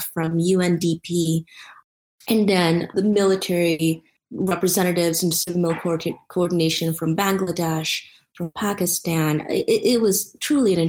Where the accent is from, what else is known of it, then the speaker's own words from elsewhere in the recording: Philippines; now in United States; I grew up in the Philippines